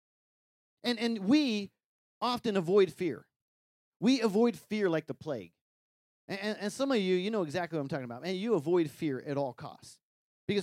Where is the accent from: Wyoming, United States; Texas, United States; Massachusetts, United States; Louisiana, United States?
Wyoming, United States; growing up in Wyoming, you know, we took care of some cattle